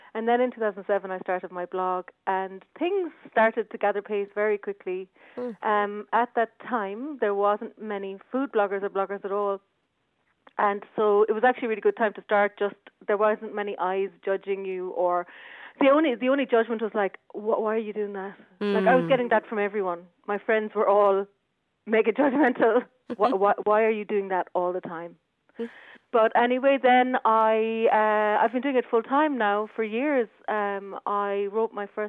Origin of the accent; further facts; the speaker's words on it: Dungarvan, Munster, Ireland; moved away as an adult; also born or lived in Cork; now in London, United Kingdom; I'm from Dungarvan. Grew up just outside Dungarvan, surrounded by farms